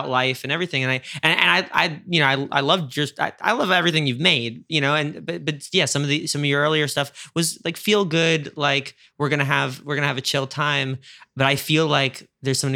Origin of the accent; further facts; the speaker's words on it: New York, United States; moved away; being a New Yorker out here